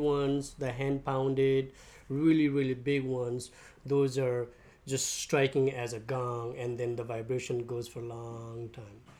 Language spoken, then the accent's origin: English; Nepal; now in St. Petersburg, United States; I'm from Nepal. I came to US 20 years ago